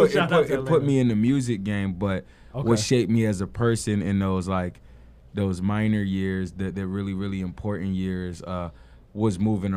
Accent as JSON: {"language": "English", "town": "Oakland", "region": "California", "country": "United States", "tie": "born there", "also_born_or_lived": "Japan / Los Angeles / Atlanta / Hawaii", "said": "I was born in Oakland."}